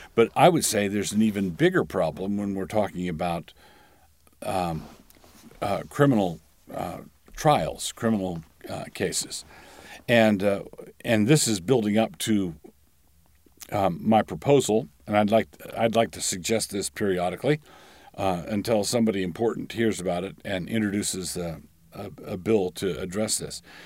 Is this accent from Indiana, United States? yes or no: no; Annapolis, Maryland, United States; Annapolis is my hometown, and it's the town where I, I did most of my growing up.